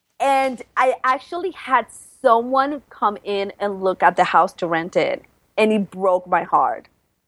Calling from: Brooklyn, New York, United States; And I am coming from Brooklyn, New York. And come on, Brooklyn is so cool nowadays. We're almost like our own country. We're better than Manhattan nowadays.

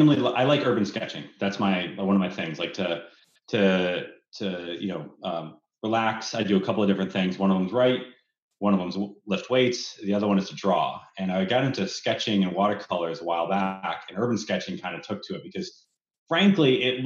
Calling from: Bellevue, Washington, United States; Bellevue, Washington.

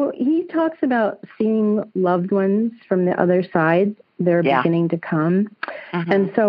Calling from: St. George, Utah, United States; I'm calling from St. George in Utah.

